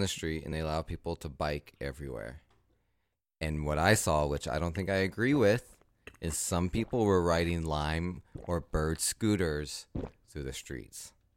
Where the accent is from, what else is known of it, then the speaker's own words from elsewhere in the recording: the South, United States; now in New York, United States; I'm from the South, but I, like, I never really identified with the South